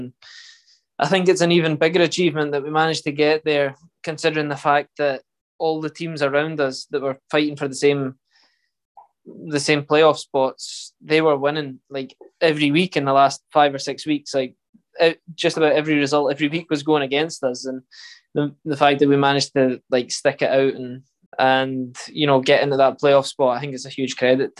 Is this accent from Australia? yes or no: no; Scotland, United Kingdom